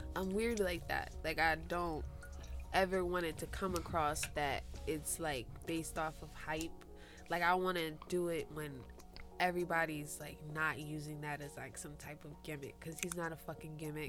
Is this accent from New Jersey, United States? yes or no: yes; Jersey City, New Jersey, United States